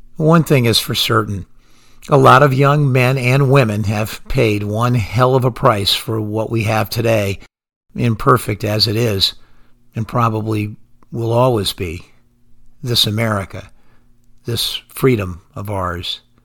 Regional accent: United States; as an American

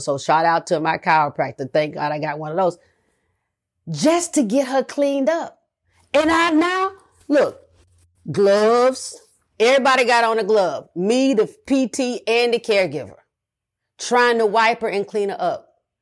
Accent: the South, United States; I'm from the South

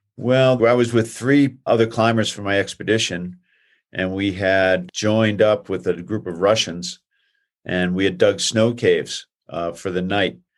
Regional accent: Boston, Massachusetts, United States; We grew up racing together in Boston and have known each other since we were teenagers

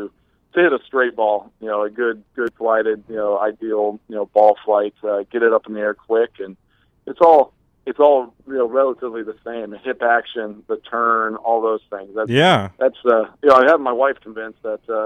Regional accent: Texas, United States; I grew up in Texas.

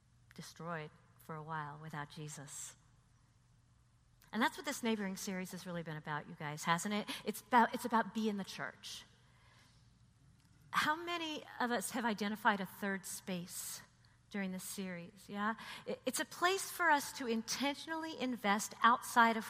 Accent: Texas, United States; now in New York, United States; I'm from Texas

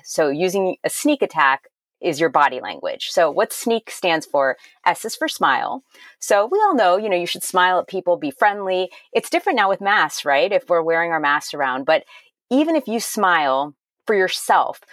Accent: Miami, Florida, United States; also born or lived in Massachusetts / Maryland / Ohio / California; now in Wilmette, United States; I'm originally from Miami, Florida, but we lived in Massachusetts, Maryland, Ohio, California, Illinois, Tennessee, and then we moved back to Illinois

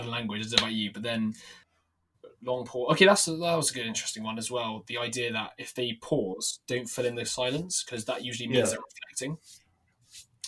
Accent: England, United Kingdom; I'm so English.

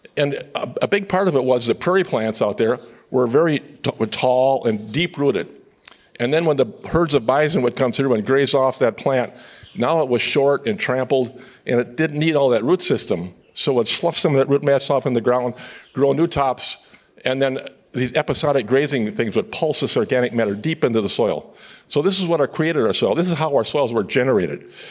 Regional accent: upper Midwest, United States; I'm from the Midwest, and the upper Midwest, we claim to have some of the best soils in the world

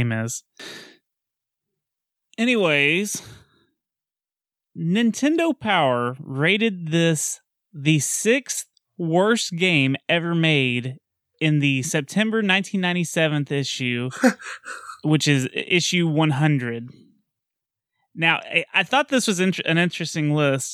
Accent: United States; I am from America

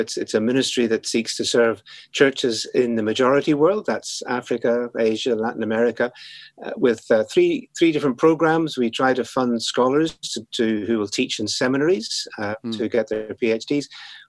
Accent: Northern Ireland, United Kingdom; as people can probably tell from my accent, at least a little bit that is left, I was born in Northern Ireland. That's where I grew up.

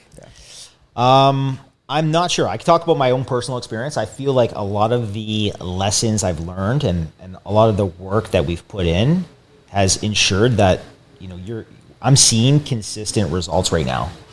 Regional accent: Windsor, Ontario, Canada; I came back home from Windsor originally

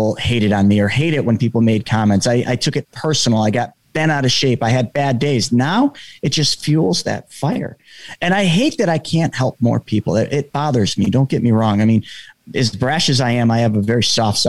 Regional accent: New York, United States; I'm from New York

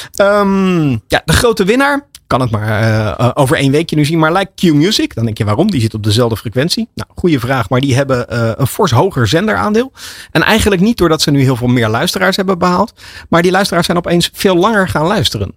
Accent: Netherlands; voor ons als Nederlanders

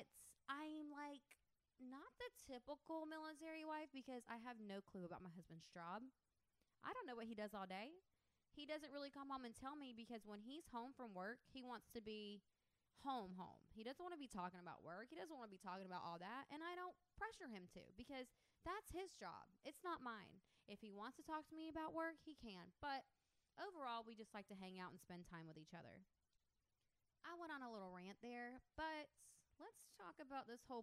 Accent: the Florida Panhandle, United States; also born or lived in Destin, Florida / Georgia; I grew up in the Panhandle. I actually grew up about 45 minutes from Panama City Beach.

